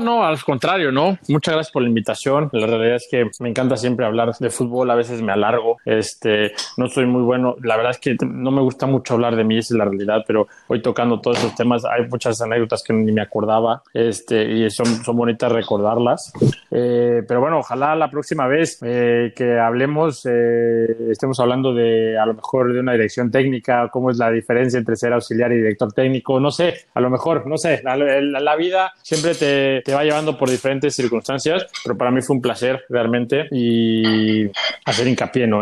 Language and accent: Spanish; Mexico; moved away; soy un mexicano más